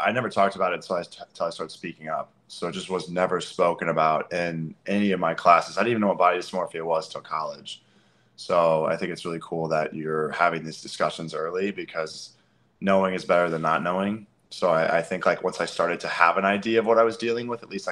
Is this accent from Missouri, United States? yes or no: yes; Eureka, Missouri, United States; I grew up in Eureka, Missouri.